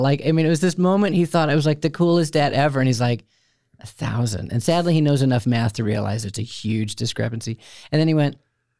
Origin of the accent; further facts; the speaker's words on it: outside of Chicago, Illinois, United States; No, I was raised outside of Chicago.